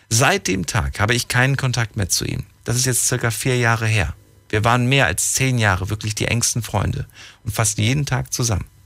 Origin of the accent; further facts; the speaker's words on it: Cologne, North Rhine-Westphalia, Germany; Ich bin aus Köln.